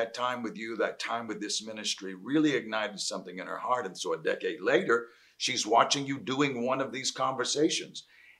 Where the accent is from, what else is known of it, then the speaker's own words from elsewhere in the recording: North Carolina, United States; Yeah, North Carolina.